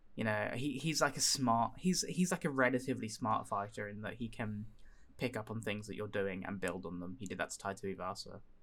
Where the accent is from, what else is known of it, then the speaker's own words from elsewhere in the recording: United Kingdom; as a British citizen